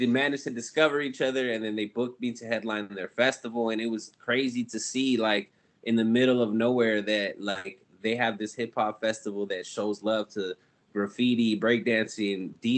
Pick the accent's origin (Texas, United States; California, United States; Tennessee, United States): California, United States; Ontario; I'm from Ontario, California, which is just outside of LA County